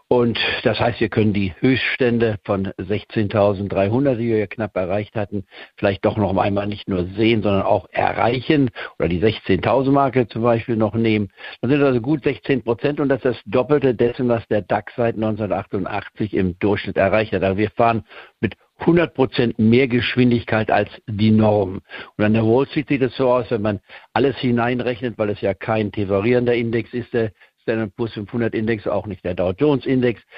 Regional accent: Goslar, Lower Saxony, Germany; moved away; also born or lived in Leipzig, Saxony; Ich komme ja aus Leipzig ursprünglich, auch wenn ich da nur als Baby drei Monate gelebt habe, bevor ich dann nach Goslar-Harz am äh, umgesiedelt wurde. Ich war vor dem Ende des Zweiten Weltkrieges, bin also Niedersachsen, wenn man so will, vom Aufwachsen her

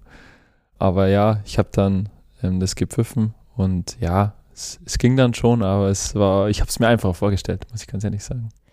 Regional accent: Kienberg, Bavaria, Germany; now in Ulm, Germany; Ja, Kienberg ist meine Heimat, aber mit Ulm verbinde ich schon äh, eine sehr, sehr tolle Zeit. Aber ja, Kienberg wird immer meine Heimat bleiben. Und da bin ich groß geworden, hatte eine super Kindheit.

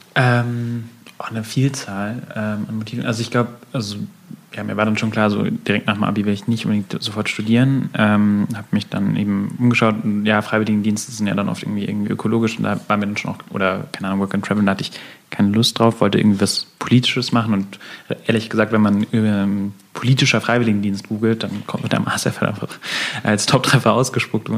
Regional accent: Munich, Bavaria, Germany; als äh, Münchner

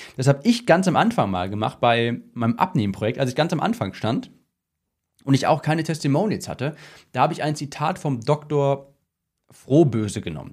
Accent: Cologne, North Rhine-Westphalia, Germany; ich komme ja aus Köln

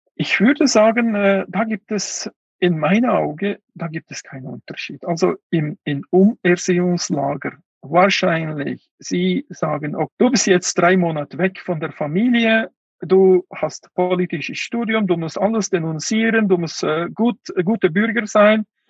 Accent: Kuqa, Xinjiang, China; German is a second language; moved away; Ich war äh, in Kutscha, in meinem Heimatland.

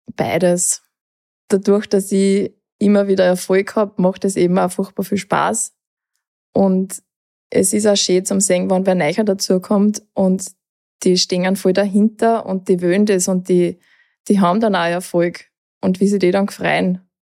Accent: Lower Austria, Austria; bei uns in Niederösterreich

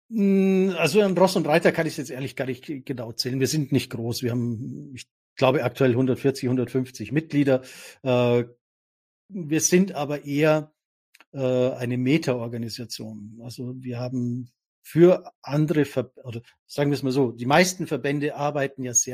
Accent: Austria; Küss die Hand, Dominik, wir als Österreicher, wir können das ja dann

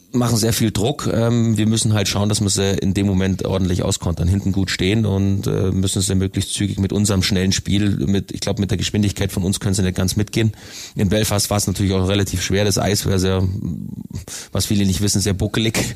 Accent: Königsbrunn, Bavaria, Germany; Also ich bin in Königsbrunn aufgewachsen

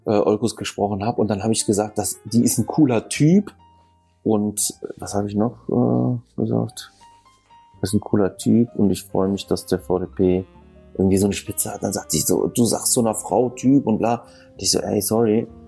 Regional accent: Düsseldorf, North Rhine-Westphalia, Germany; ich bin in Düsseldorf geborener, aber ich habe halt äh, viel auch von der Griechenmentalität mit bekommen

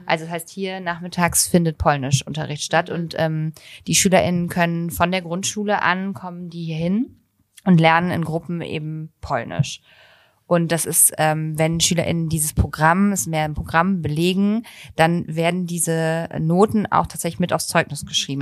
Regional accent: Bonn, North Rhine-Westphalia, Germany; moved away; Bonn ist meine Heimatstadt

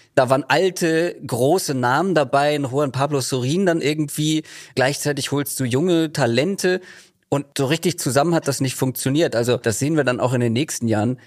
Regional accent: Germany; ich bin im Speckgürtel von Hamburg groß geworden

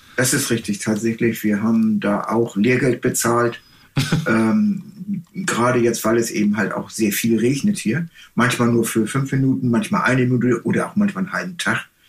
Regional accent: Germany; moved away as an adult; also born or lived in Texas, United States; now in Hawaii, United States; wir als Deutsche

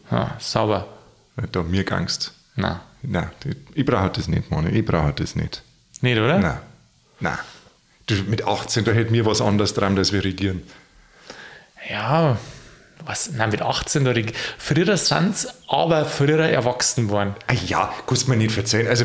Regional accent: Bavaria, Germany; Da habe ich als Bub, ich komme da aus der Gegend.

